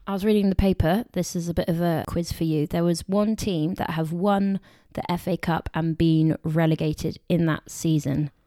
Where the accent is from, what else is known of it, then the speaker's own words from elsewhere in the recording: Somerset, South West England, United Kingdom; we're from Somerset.